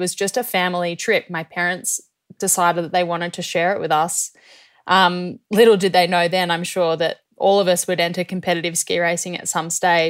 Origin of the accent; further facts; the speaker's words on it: Australia; Well, we grew up all over the place, actually.